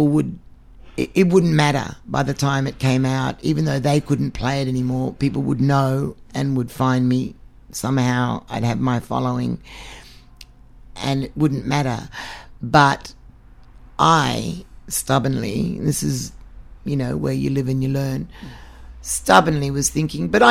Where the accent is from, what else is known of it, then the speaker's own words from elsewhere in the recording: Australia; I come from Australia. I'm a white Australian Hungarian Jew